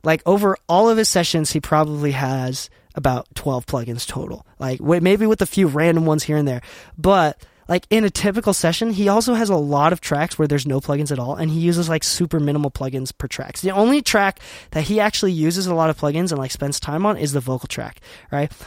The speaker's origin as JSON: {"language": "English", "region": "Utah", "country": "United States", "said": "I'm from Utah, currently based in Utah."}